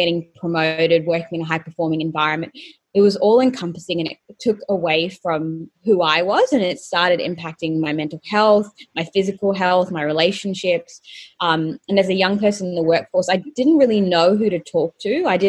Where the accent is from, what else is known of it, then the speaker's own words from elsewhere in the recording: Colombo, Western Province, Sri Lanka; also born or lived in Bahrain; So basically, I am Sri Lankan by nationality, and I was born in Colombo, and then at the age of 3 months, flew back to where my parents were living in Bahrain in the Middle East.